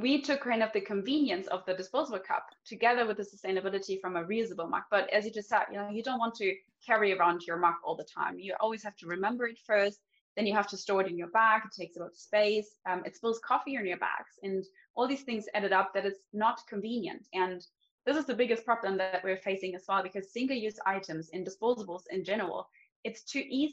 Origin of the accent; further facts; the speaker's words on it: Germany; moved away as an adult; also born or lived in Munich; now in Stockholm, Sweden; I'm from Germany originally